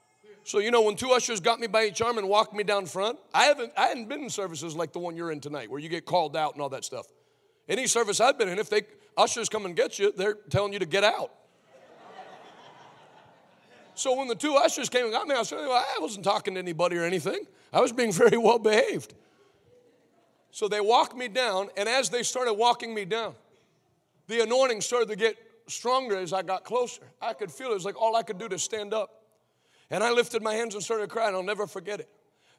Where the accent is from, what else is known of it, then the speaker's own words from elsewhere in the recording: United States; I was a white American